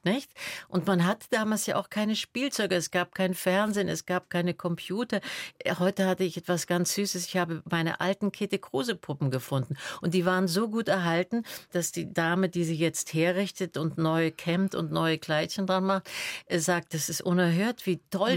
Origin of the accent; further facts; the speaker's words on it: Berlin, Germany; also born or lived in Salzburg / Attersee / Munich / Rückersdorf; Ich bin ja dann in der Schulzeit in Berlin aufgewachsen